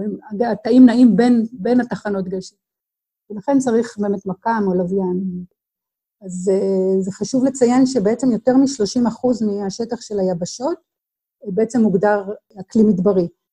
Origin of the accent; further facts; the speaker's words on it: Israel; אצלנו בישראל